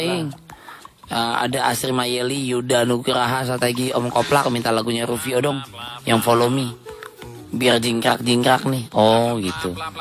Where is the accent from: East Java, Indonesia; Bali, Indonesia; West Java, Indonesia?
West Java, Indonesia; Indramayu; Di daerah gue tuh Indramayu